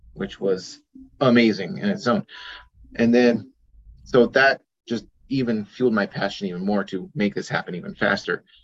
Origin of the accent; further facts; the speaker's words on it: Junction City, Oregon, United States; I grew up in Junction City on a farm